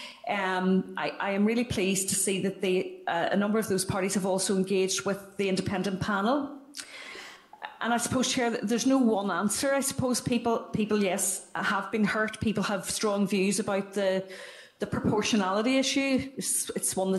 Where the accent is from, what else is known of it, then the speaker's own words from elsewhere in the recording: Derry, Northern Ireland, United Kingdom; I'm from Derry and I do talk fast